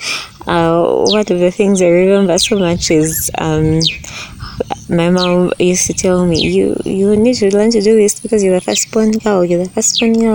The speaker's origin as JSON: {"language": "English", "country": "Uganda", "tie": "born or raised there", "said": "Growing up in Uganda"}